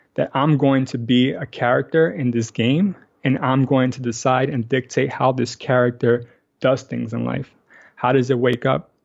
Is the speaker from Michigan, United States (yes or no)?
no; New York City, New York, United States; also born or lived in Astoria, Queens; I actually grew up in Washington Heights uh, my whole life, but I moved here about three years ago with my wife.